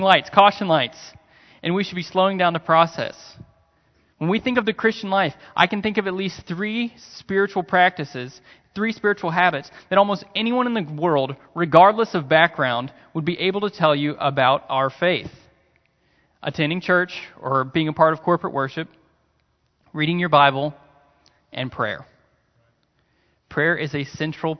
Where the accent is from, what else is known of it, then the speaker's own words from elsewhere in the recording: United States; my American mind